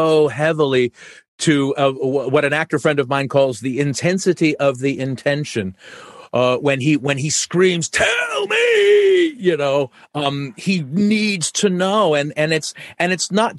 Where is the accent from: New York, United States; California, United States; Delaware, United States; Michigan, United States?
California, United States; Oakland; I grew up near Oakland